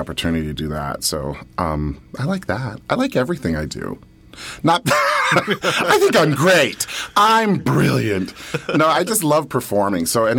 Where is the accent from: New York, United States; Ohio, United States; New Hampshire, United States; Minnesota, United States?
New York, United States; Buffalo; I'm from Buffalo, New York originally, and I went to college there